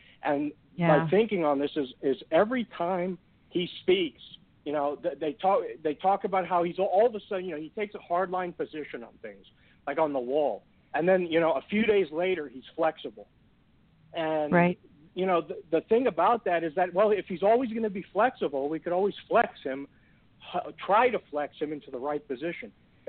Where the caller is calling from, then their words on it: Texas, United States; I'm from Texas.